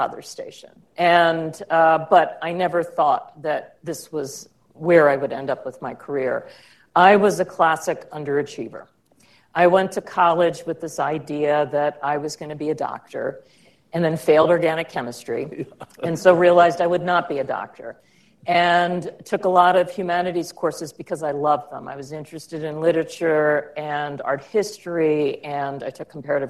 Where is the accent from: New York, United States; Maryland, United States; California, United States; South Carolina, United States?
Maryland, United States; outside of Baltimore; I grew up outside of Baltimore and in an area that now is more developed, but the time I grew up was rural.